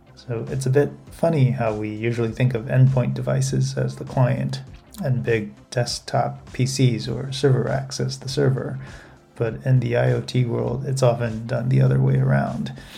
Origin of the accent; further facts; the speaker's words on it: Taipei, Taiwan; now in Fukuoka, Japan; I was in Taipei, my hometown, and working remotely from home at the time